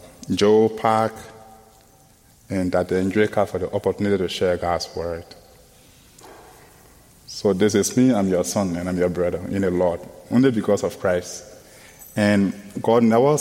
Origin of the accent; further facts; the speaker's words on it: Liberia; from Liberia, West Africa.